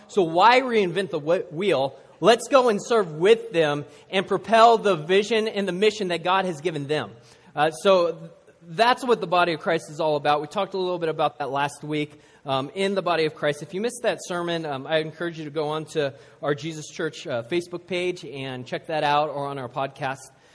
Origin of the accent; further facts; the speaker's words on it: Seattle, Washington, United States; I grew up in Seattle